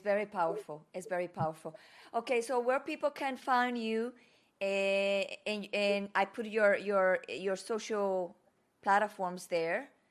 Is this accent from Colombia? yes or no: yes; Medellín, Antioquia, Colombia; first language Spanish; English is a second language; moved away; where I learned my Spanish from Colombia Medellin